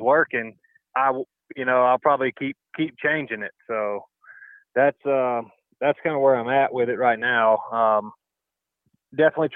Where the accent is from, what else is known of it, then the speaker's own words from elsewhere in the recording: the South, United States; moved away; growing up in the South, and that's our version of fun.